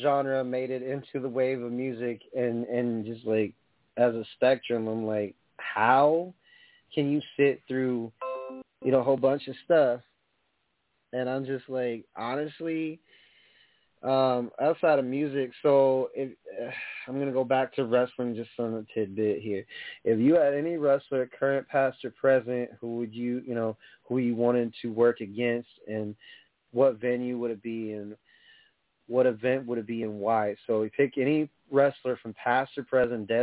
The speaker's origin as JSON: {"language": "English", "region": "New York", "country": "United States", "said": "I come from New York"}